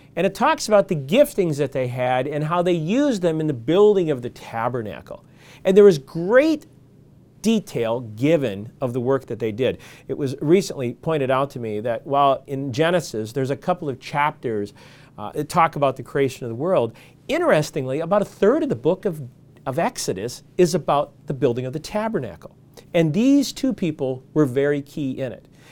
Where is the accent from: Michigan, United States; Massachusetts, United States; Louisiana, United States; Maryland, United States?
Michigan, United States; where I grew up in Michigan